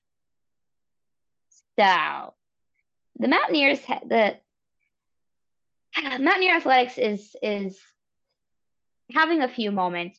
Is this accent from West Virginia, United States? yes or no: yes; Charleston, West Virginia, United States; also born or lived in Elkins, West Virginia; I grew up in Charleston, where there's an ice rink right there.